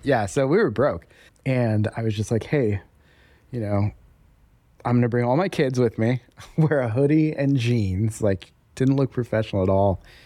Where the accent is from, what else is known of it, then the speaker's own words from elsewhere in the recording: Denver, Colorado, United States; moved away as an adult; now in Raleigh, United States; we're from Denver originally, and we were just kind of tired of living in Denver